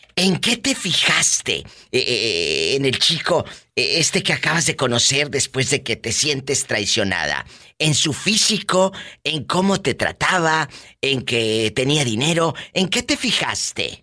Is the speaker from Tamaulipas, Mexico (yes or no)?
yes; Matamoros, Tamaulipas, Mexico; Yo nací en Matamoros, Tamaulipas